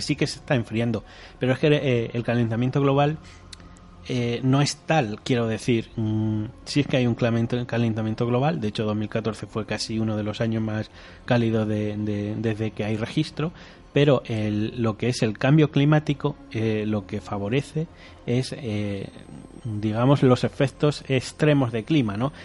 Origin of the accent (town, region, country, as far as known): Spain